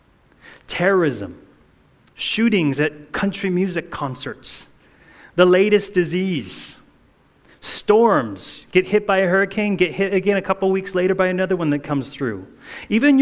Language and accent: English; Hawaii, United States; I grew up in Hawaii